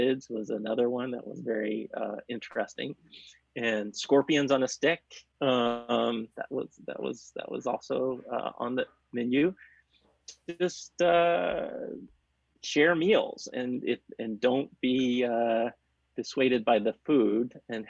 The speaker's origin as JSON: {"language": "English", "town": "Chattanooga", "region": "Tennessee", "country": "United States", "tie": "born or raised there", "said": "I grew up in outside of Chattanooga, Tennessee"}